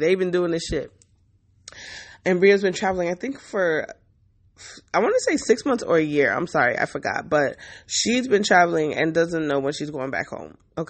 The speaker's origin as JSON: {"language": "English", "country": "France", "said": "I'm from France."}